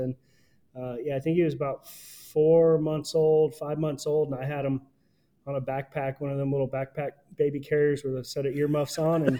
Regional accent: Sanibel, Florida, United States; I'm born and raised in Florida, South Florida. I grew up on a little island called Sanibel, and been a fishing and hunting guide here for a little over 20 years now.

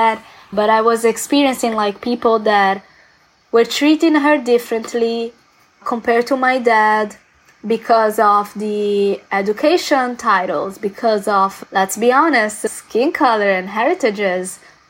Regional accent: Florence, Tuscany, Italy; English is a second language; moved away as an adult; now in Jersey City, United States; I've been in the United States since 2016. I was born and raised in Florence, Tuscany, and that's in Italy. You maybe can hear from my accent.

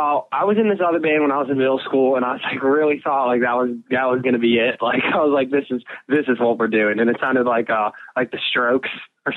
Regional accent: Chicago, Illinois, United States; also born or lived in Milwaukee; I was born in Chicago, and then my parents had me when we were like, they were like my age, like now

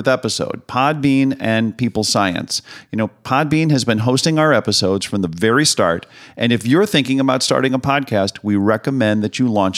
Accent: St. Louis, Missouri, United States; It's my hometown

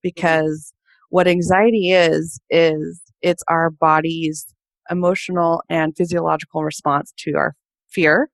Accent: California, United States; also born or lived in Portland, Oregon; now in Boston, United States; I'm a California girl born and raised and lived in Portland, Oregon for about 10 years before I decided to move to Boston, Massachusetts

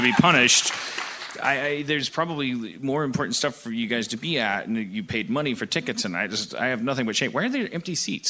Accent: Wisconsin, United States; moved away; I'm from Wisconsin.

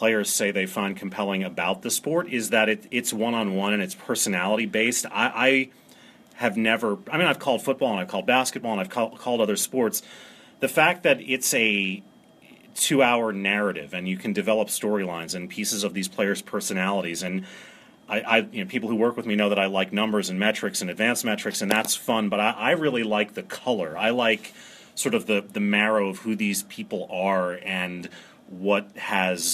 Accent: New York City, New York, United States; moved away; also born or lived in Maryland; I grew up in New York City

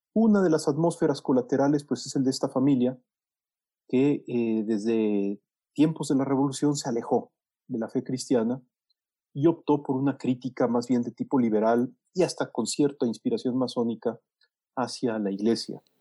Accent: Mexico City, Mexico; nací en 1966, es decir, en el pasado remoto, en la Ciudad de México, en Coyoacán.

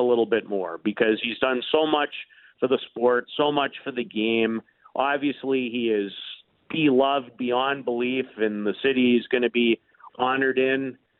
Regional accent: Saskatoon, Saskatchewan, Canada; Growing up in Saskatoon

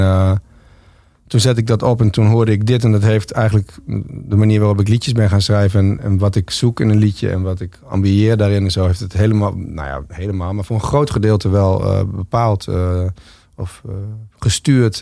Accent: Winsum, Groningen, Netherlands; ik groeide op in Winsum

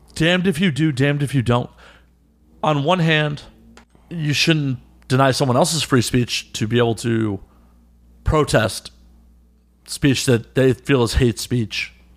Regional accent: Midwest, United States; now in New York, United States; I'm from the Midwest

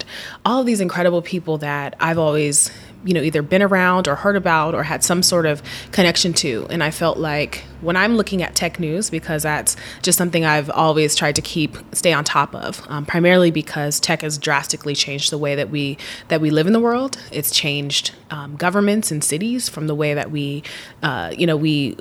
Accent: Seattle, Washington, United States; growing up in Seattle and going back to my love for Seattle, I grew up in a very sort of like high-tech environment

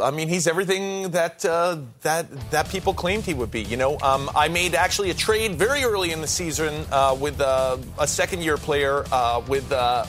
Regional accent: New York, United States; And yeah, I am from New York.

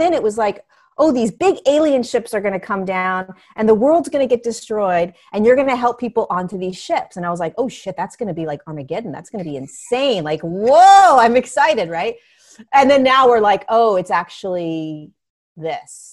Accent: Southern California, United States; also born or lived in Inglewood, California; I grew up in Southern California. I grew up in, um, I, I was born in Inglewood, California. Um, and then I grew up in the beach, beach towns

